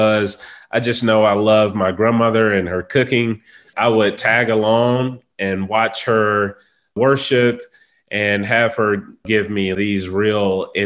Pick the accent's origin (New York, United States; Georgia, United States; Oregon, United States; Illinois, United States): Georgia, United States; Atlanta; I am a native of Atlanta, Georgia. I've been here my entire life.